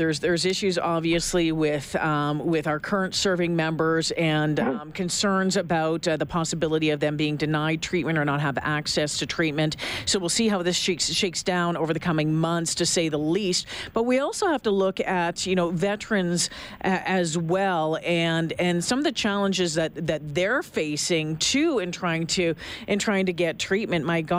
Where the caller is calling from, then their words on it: Edmonton, Alberta, Canada; Of course, I'm calling you from Edmonton